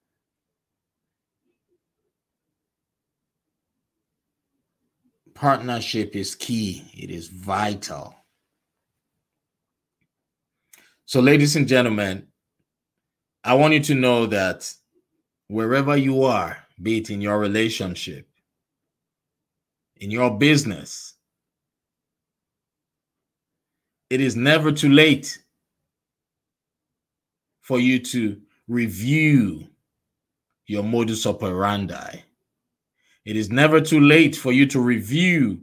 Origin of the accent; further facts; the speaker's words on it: Nigeria; moved away as an adult; I was born and raised in Nigeria. I spent most of my adult life in Nigeria